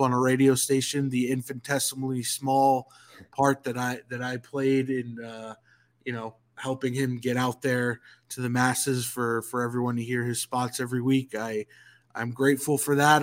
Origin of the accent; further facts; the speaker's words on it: Northeast, United States; moved away as an adult; now in Atlanta, United States; I come from the Northeast.